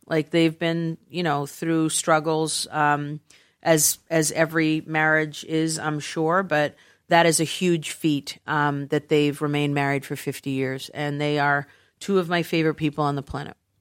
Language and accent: English; United States; I'm obviously from the United States